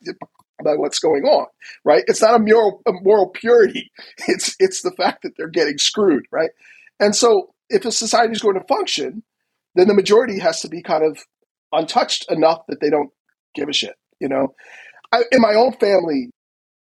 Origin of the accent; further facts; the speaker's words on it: United States; as an American